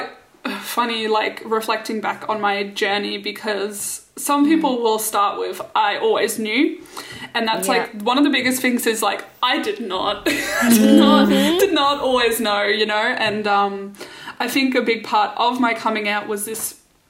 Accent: Singapore; I grew up in Singapore with Rochelle

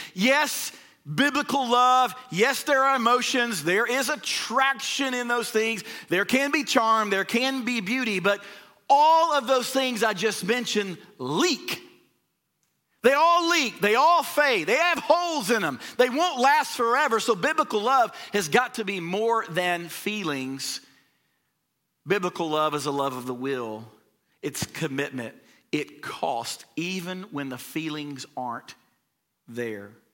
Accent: the South, United States; we're from the South

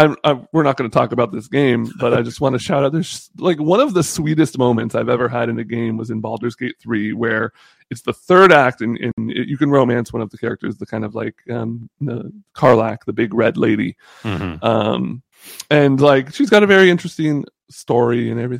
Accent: Bahamas; born there; I was born in the Bahamas.

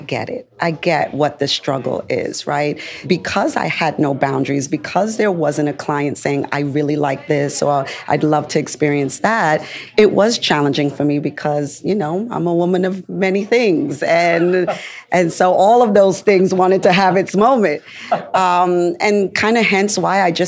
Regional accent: New York, United States; As a New Yorker

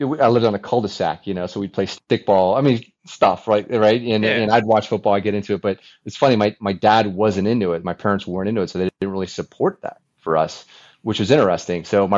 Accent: Fort Lauderdale, Florida, United States; also born or lived in Texas; I was born in mid 70s, right? So I was growing up in the 80s. In the 80s in Fort Lauderdale

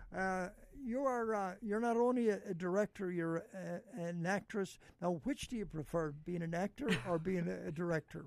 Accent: Ireland; We Irish

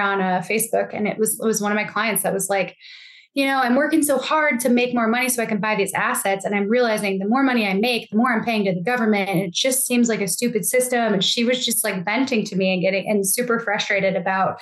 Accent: Buffalo, New York, United States; now in Tennessee, United States; I grew up in Buffalo, New York

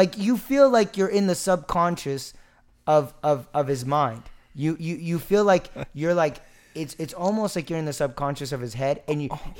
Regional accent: Pottsboro, Texas, United States; Yeah, like, no, I literally everyone that I grew up with in Pottsboro was Caucasian. It was crazy. I mean, like, Sherman and Dennison had mixed races

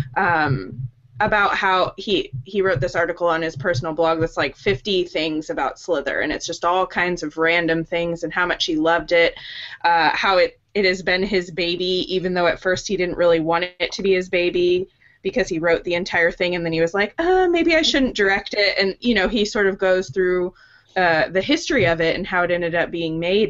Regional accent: St. Louis, Missouri, United States; St. Louis, which is my hometown.

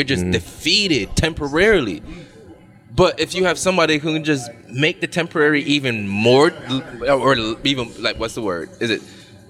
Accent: Jamaica; I'm a man where, as a Jamaican man, right.

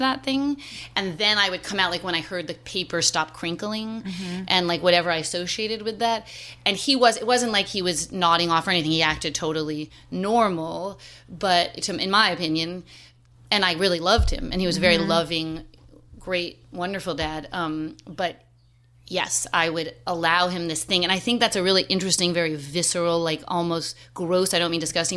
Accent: New York City, New York, United States; moved away as an adult; now in Philadelphia, United States; growing up in Manhattan in the 70s

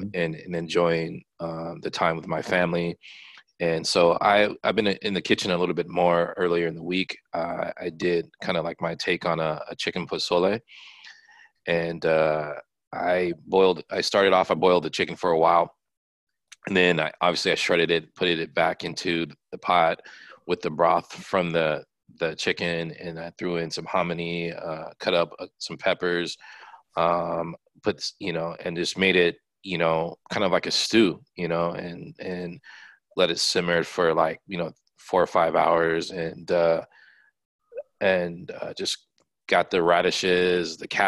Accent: Japan; born there; I was born in Japan, so I have, Japanese food that I lean towards

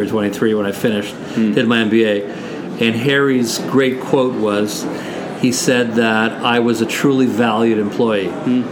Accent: Canada; we are Canadian. We're truly Canadian

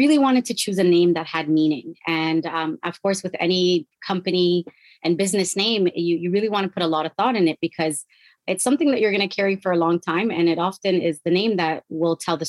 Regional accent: Toronto, Ontario, Canada; now in Ottawa, Canada; I was living in Toronto, which is where I grew up

